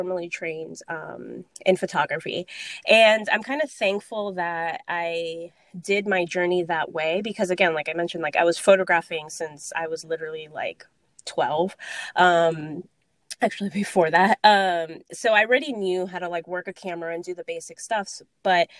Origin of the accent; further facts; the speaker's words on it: Miami, Florida, United States; moved away as an adult; also born or lived in Orlando, Florida / Dominican Republic (descent); now in New York, United States; I was originally from Miami, Florida. So it was like, do I go back home to Miami